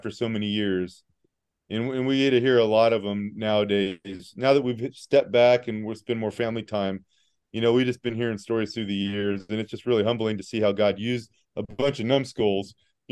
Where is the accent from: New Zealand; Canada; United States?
United States; Southern California; moved away as an adult; also born or lived in Hays, Kansas; I was from Southern California